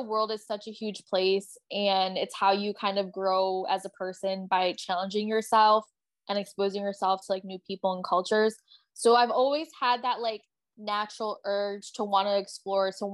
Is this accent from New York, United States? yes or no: yes; Buffalo, New York, United States; moved away as an adult; also born or lived in Albany, New York / Oneonta, New York / Chicago; now in Oahu, United States; Buffalo is my hometown, but like I obviously lived in the suburbs